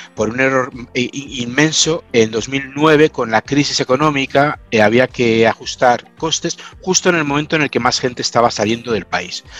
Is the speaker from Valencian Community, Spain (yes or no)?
no; Valladolid, Castile and León, Spain; also born or lived in Manchester, United Kingdom; now in United Kingdom; yo soy de Valladolid